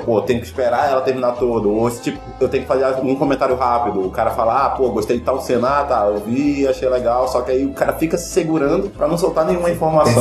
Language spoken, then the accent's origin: Portuguese; Amazonas, Brazil; a gente é aqui do Amazonas